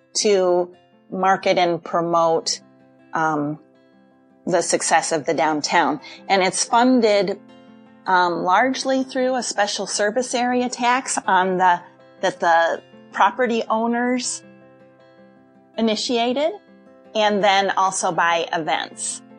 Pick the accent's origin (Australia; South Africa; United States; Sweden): United States; Wheaton, Illinois; I grew up in South Wheaton, in Briarcliff